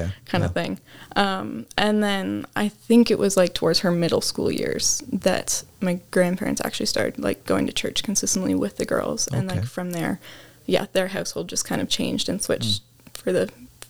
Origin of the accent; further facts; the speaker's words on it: Ontario, Canada; I grew up in Ontario, Canada, whole life.